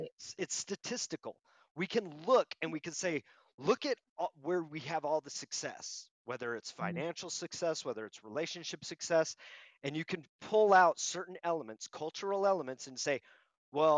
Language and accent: English; Southern California, United States; moved away as an adult; also born or lived in Orange County / New Mexico; I grew up in Southern California, and the Hispanic mm-hmm. culture of Southern California is very different than New Mexico.